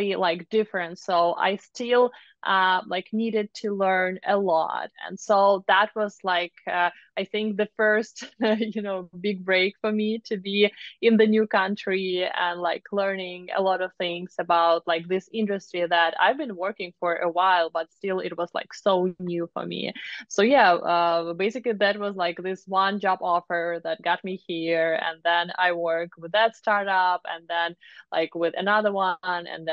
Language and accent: English; Moscow, Russia; moved away as an adult; now in United States; I'm from Moscow, Russia